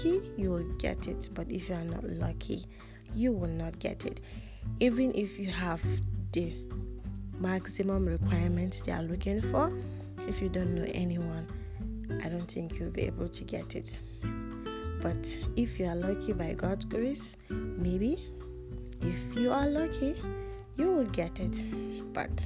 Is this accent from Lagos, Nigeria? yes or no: no; Kaduna, Kaduna State, Nigeria; English is a second language; I'm a Nigerian. I was born and raised in Kaduna, Nigeria, in Africa.